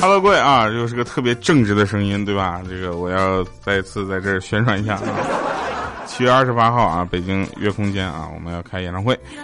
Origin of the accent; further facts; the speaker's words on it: Northeast China, China; accent: Northeastern (Dongbei); 我跟佳琪，我们两个的东北口音其实就不太一样